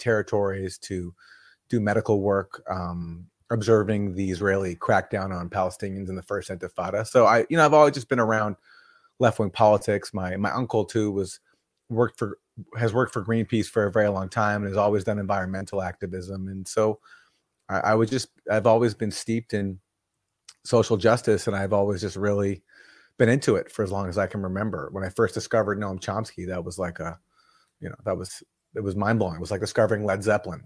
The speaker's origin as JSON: {"language": "English", "town": "Vancouver", "region": "British Columbia", "country": "Canada", "said": "I'm from Vancouver, Canada"}